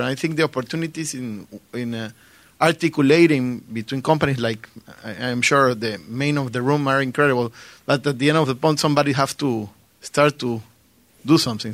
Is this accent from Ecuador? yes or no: yes; Ecuador; I'm from Ecuador. I have a, a company similar like you in Ecuador.